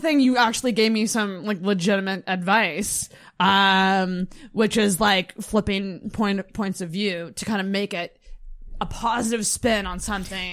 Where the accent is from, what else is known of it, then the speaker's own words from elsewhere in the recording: Mackinac, Michigan, United States; I'm from Mackinac